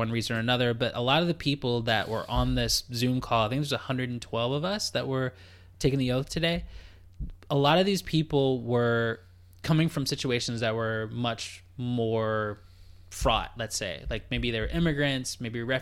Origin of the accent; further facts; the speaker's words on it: Canada; yeah, Z exactly since we're Canadian.